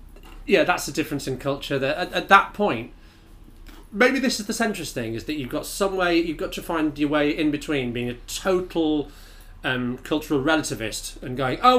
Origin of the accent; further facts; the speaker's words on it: Bradford, Yorkshire and the Humber, United Kingdom; I'm from Bradford, right? Which has a very, very high Pakistani, Bangladeshi and Indian communities.